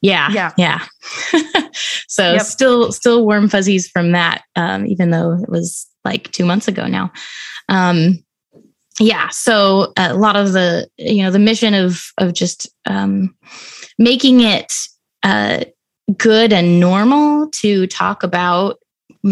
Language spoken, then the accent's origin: English; Salt Lake City, Utah, United States; now in Chicago, United States; I grew up in Salt Lake City, Utah